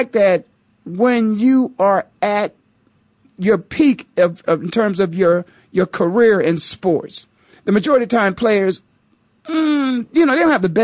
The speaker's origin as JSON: {"language": "English", "area": "Stark County", "region": "Ohio", "country": "United States", "said": "I'm from Stark County, Ohio."}